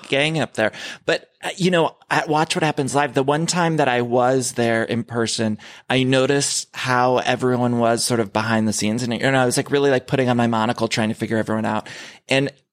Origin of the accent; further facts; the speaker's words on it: Ohio, United States; I grew up in Ohio